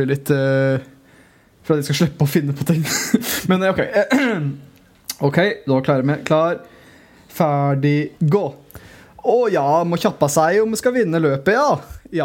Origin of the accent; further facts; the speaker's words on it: Telemark, Norway; jeg er fra Telemark